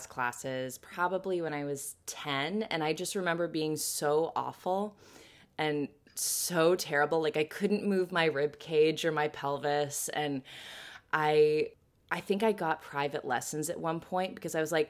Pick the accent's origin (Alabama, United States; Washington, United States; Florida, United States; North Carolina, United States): Washington, United States; moved away as an adult; also born or lived in London, United Kingdom; now in New York City, United States; I'm originally from Washington State, so the Pacific Northwest, which right now I miss desperately